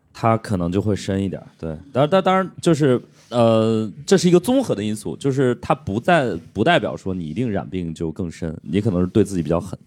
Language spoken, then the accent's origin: Chinese; northern China, China; now in Shanghai, China; 我作为一个北方人，我在上海生活了这么多年之后，我再回家过年的时候，我都会觉得，我靠，干死了，太干了